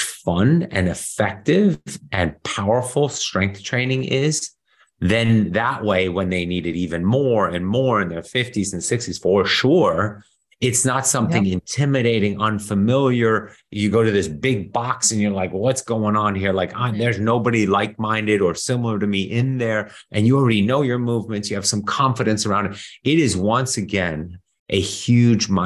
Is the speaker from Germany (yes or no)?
yes; Germany; moved away; I grew up in Europe, especially Germany